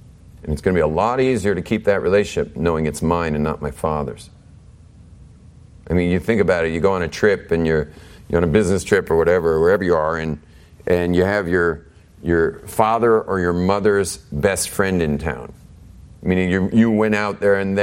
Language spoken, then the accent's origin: English; Israel; I'm from Eretz Yisrael